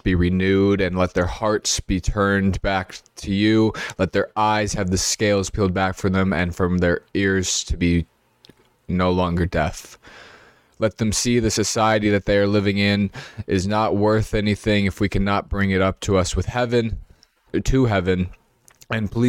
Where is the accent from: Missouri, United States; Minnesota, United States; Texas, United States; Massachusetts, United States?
Minnesota, United States; also born or lived in New York City; I was born in New York City. I was adopted into a family that lived in Minnesota